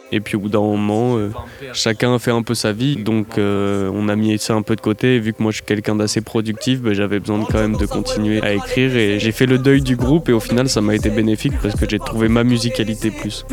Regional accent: Bordeaux, Nouvelle-Aquitaine, France; je viens de Bordeaux

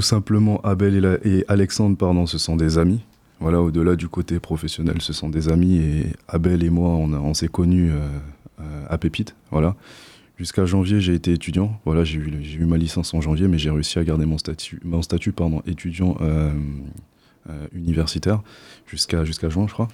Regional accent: French Guiana; moved away as an adult; now in Poitiers, France; je ne viens pas d'ici je viens de Guyane, en Amérique du Sud.

